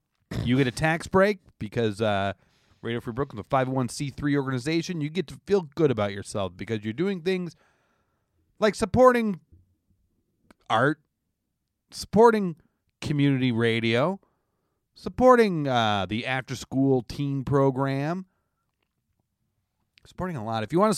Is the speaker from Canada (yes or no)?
yes; Canada; now in United States; I'm a Canadian.